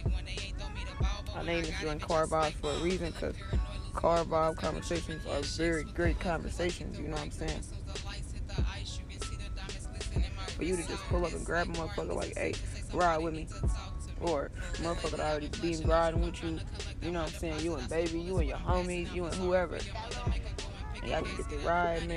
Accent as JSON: {"language": "English", "region": "Indiana", "country": "United States", "moved": "yes", "lives_now": "Texas, United States", "said": "I'm from Indiana"}